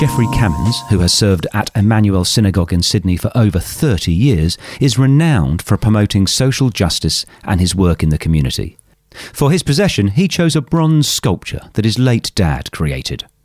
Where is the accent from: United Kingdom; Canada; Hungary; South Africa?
United Kingdom; Plymouth, South West England; also born or lived in Somerset; now in Australia; I was born in Plymouth. Oh. My father was in the Royal Navy for 30 years. Oh. All my family's from Somerset